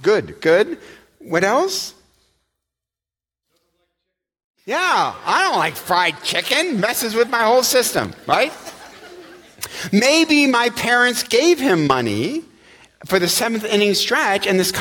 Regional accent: Eastpointe, Michigan, United States; I grew up in East Detroit

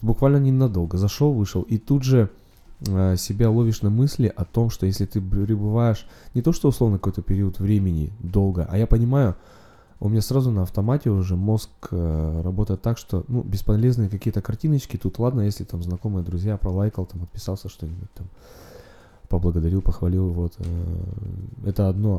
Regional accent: Urals, Russia; moved away as an adult; now in Saint Petersburg, Russia; так как родом с Урала и в Питере относительно недавно живу, пару лет

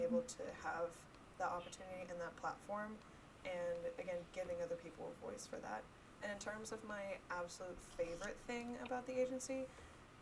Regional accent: Smyrna, Georgia, United States; now in Alpharetta, United States; I am originally from Smyrna, Georgia

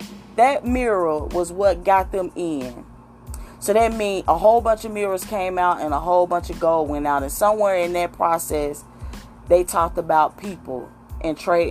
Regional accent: United States; I can confidently say I'm an American.

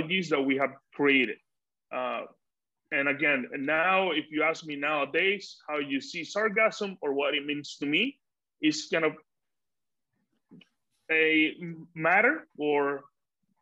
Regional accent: Dominican Republic; moved away; also born or lived in United States; Living in the US, I was, you know, very distant from my home country, just, you know, visiting family

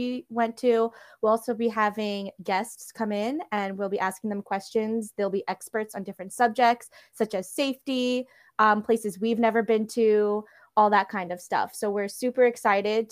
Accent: New York City, New York, United States; I was also born and raised in New York, Queens

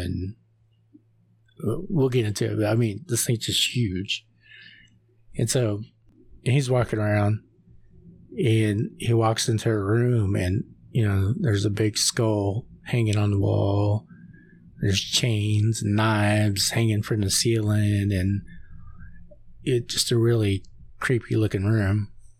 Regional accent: Oklahoma, United States; you know, I'm from Oklahoma, so you see a lot of these little bridges.

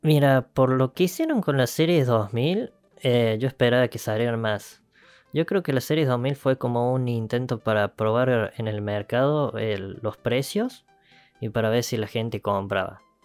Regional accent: Argentina; somos de Argentina

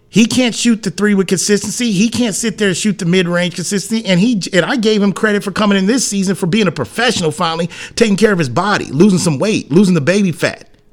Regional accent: San Antonio, Texas, United States; born and raised in this city, lived here for I'm 46 years old

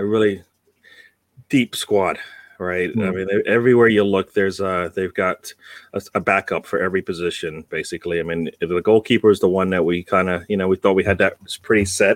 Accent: United Kingdom; now in United States; I am in USA, but I'm British born

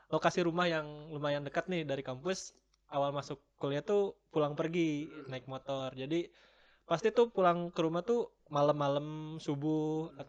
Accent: Sukabumi, West Java, Indonesia; Kebetulan uh, saya masih daerah Jawa Barat ya. Untuk lebih tepatnya saya berasal dari Sukabumi.

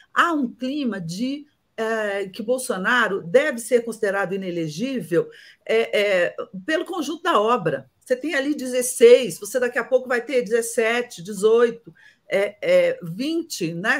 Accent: Brazil

